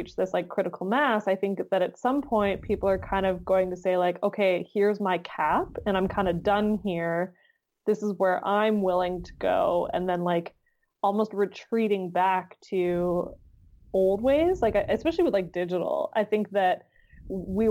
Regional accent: Canada; being in Canadian

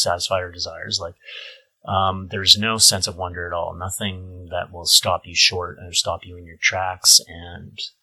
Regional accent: Edmonton, Alberta, Canada; also born or lived in Toronto; growing up in the Christian Reformed community in Edmonton

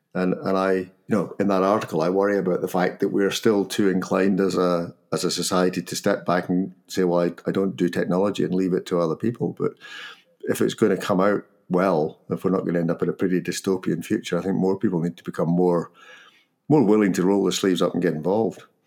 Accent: Scotland, United Kingdom; accent: Scottish; my Scottish accent

